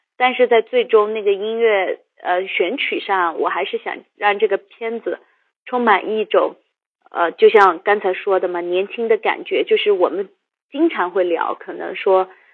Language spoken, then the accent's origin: Chinese; Yunnan, China; moved away; also born or lived in Beijing; 我小时候是在云南长大的